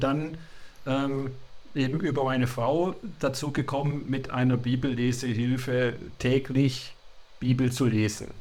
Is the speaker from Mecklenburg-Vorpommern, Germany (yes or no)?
no; Sindelfingen, Baden-Württemberg, Germany; now in Hildrizhausen, Germany; bin in Sindelfingen geboren und aufgewachsen